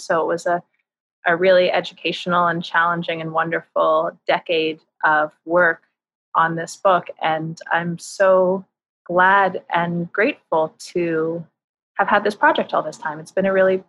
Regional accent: Northern New Jersey, United States; now in New York, United States; I grew up in Northern New Jersey, in suburban New Jersey, about 15 miles outside New York.

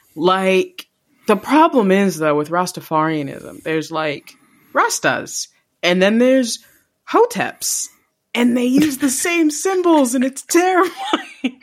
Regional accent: Jamaica; being Jamaican

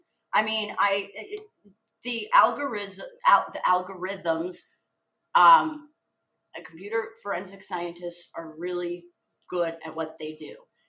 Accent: Odesa, Odesa Oblast, Ukraine; moved away; I came from Odessa, which a smorgasbord of cultures, port city, tourism, like very rich, culturally diverse, as diverse as you can be in Eastern Europe.

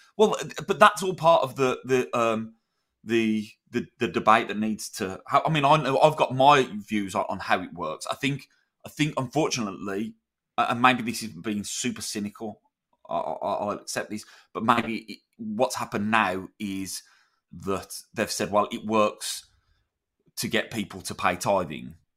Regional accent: United Kingdom; in Britain

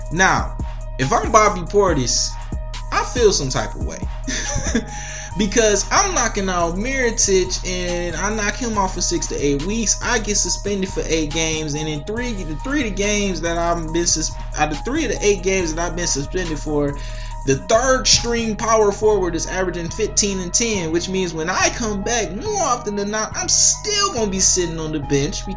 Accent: Detroit, Michigan, United States; my hometown Pistons

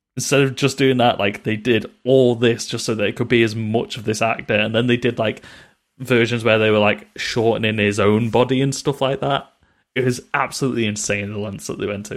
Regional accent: United Kingdom; We're British

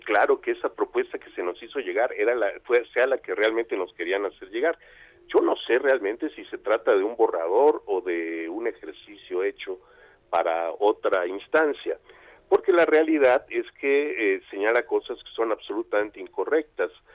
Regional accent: Yucatán, Mexico; en Yucatán, mi tierra

